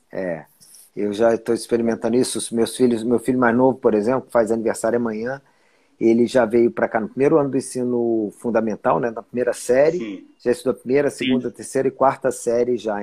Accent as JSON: {"language": "Portuguese", "town": "Brasília", "region": "Federal District", "country": "Brazil", "tie": "born or raised there", "also_born_or_lived": "São Paulo / Rio de Janeiro", "moved": "as an adult", "said": "Sou brasiliense, nasci em Brasília em 1973. Então, Olha então eu sou brasiliense cara. mesmo, nascido e criado."}